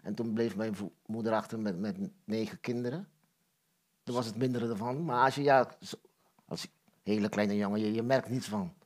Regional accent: Curaçao; ik ben geboren in Curaçao. Ja. En eh, ik ben opgegroeid in een groot gezin

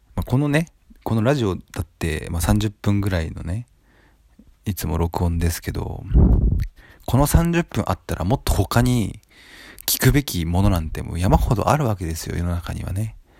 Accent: Japan; この生まれ育った土地

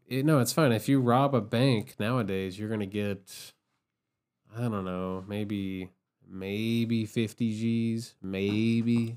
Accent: Columbia, Kentucky, United States; also born or lived in Somerset, Kentucky; when I was a kid, I grew up in Columbia, Kentucky

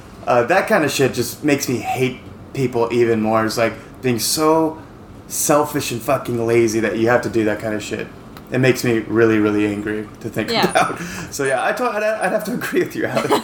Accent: United States; moved away as an adult; also born or lived in Seattle; now in Taipei, Taiwan; I'm too American to drive in this shit because we're very nice in America.

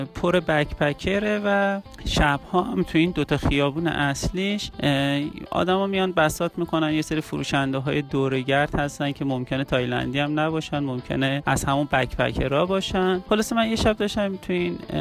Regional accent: Iran; گفت کجایی هستی گفتم که من اهل ایرانم

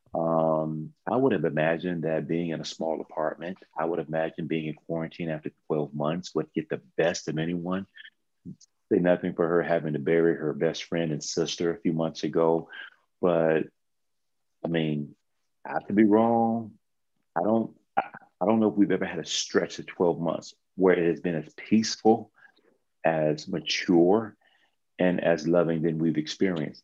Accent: Texas, United States; I'm from Texas

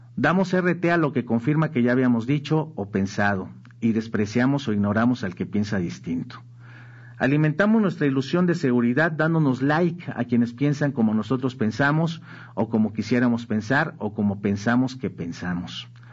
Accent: Mexico; somos los mexicanos

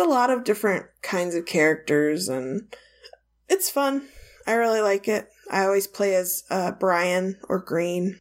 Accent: Ireland; as an Irish person

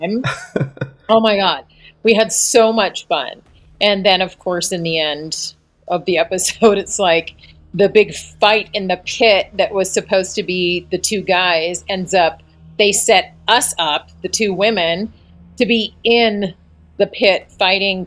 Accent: Colorado, United States; I was a senior in high school and I grew up in Colorado

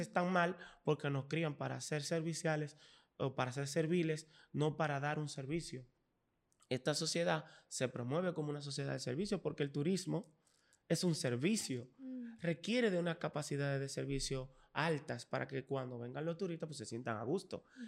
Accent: Dominican Republic; somos dominicanos

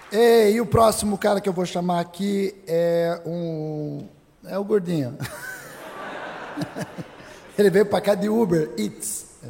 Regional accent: Curitiba, Paraná, Brazil; eu sou de Curitiba

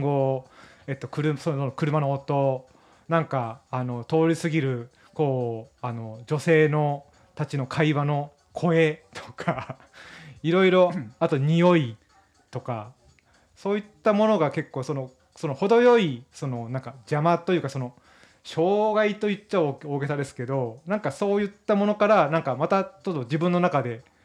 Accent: Miyazaki, Japan; moved away as an adult; now in Tokyo, Japan; 出身は宮崎県なんですが、えー、大学、はい、うん、大学進学とともに上京しまして

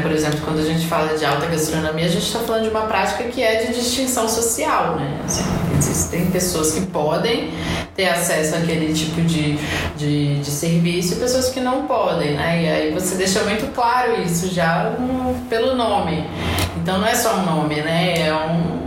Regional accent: Brasília, Federal District, Brazil; also born or lived in Goiás; eu sou brasiliense

